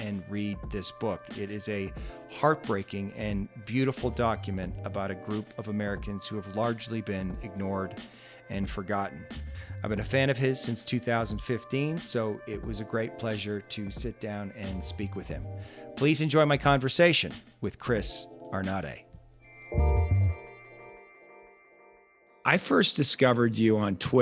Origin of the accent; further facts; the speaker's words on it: Canada; moved away; also born or lived in Hollywood; I'm originally from Canada